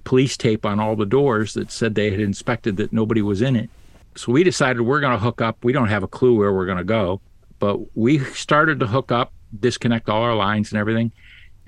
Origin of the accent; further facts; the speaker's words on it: Ohio, United States; moved away; Growing up in Ohio